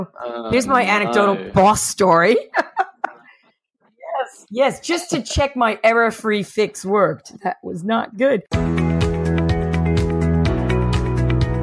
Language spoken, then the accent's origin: English; New Jersey, United States; I am from New Jersey